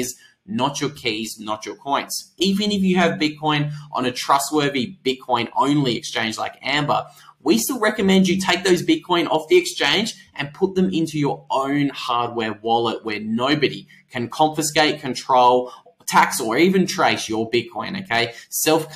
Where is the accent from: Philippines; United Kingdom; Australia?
Australia; I'm Australian